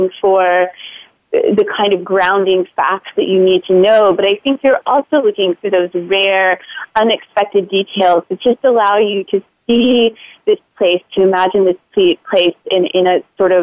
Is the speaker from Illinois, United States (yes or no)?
no; Florida, United States; moved away as an adult; now in Boston, United States; I grew up in Florida, and I went to graduate school in Boston and recently moved back to the Boston area